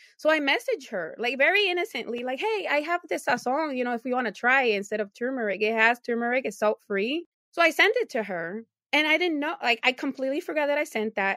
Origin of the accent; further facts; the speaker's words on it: Puerto Rico; moved away as an adult; also born or lived in New Jersey, United States; now in Buffalo, United States; I moved to Puerto Rico at seven years old. I grew up there until I was 29.